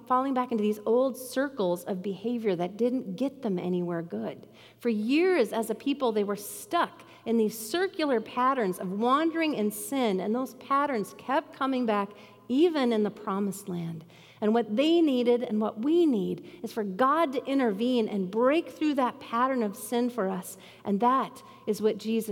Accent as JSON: {"language": "English", "town": "Bemidji", "region": "Minnesota", "country": "United States", "tie": "born or raised there", "said": "Growing up in Bemidji, I loved being in the water"}